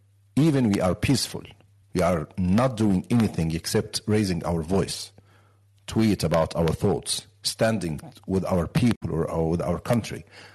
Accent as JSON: {"language": "English", "country": "Egypt", "said": "I'm Egyptian. I'm from the Middle East."}